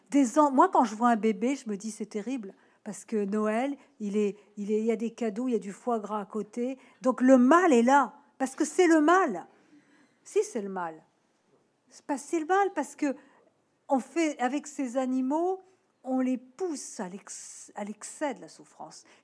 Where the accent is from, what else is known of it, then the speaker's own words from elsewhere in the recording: Nouvelle-Aquitaine, France; born there; moi je suis née en Charente, hein, donc évidemment, euh, Dordogne, c'est pas loin.